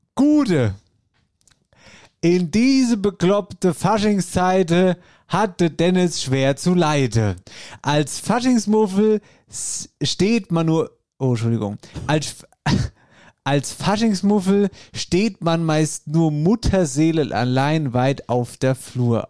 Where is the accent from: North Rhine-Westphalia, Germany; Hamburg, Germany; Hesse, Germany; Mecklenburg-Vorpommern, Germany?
Hesse, Germany; hier bei uns in Hessen